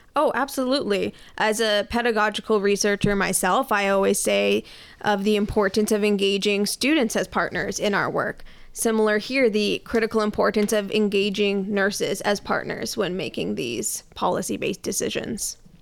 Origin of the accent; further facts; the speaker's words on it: Canada; I am a very proud Canadian.